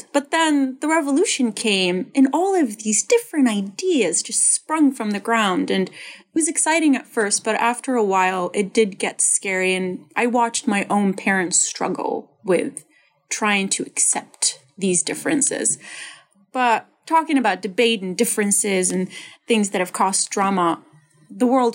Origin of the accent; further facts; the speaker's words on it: Libya; moved away; I grew up in Libya.